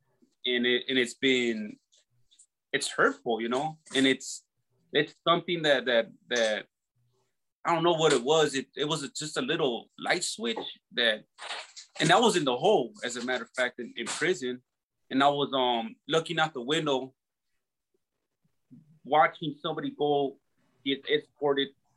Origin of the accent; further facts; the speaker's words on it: Los Angeles, California, United States; I grew up in Southeast LA in California